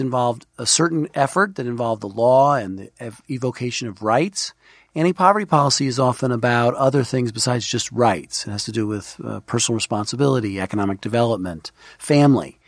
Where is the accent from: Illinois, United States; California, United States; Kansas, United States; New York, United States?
New York, United States; New York City; also born or lived in Washington; Grew up in Brooklyn